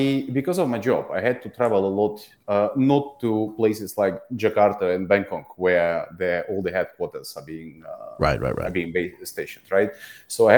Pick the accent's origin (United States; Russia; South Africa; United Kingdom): Russia; moved away as an adult; now in Singapore; I'm originally from Russia. I live in Singapore for the last 7 years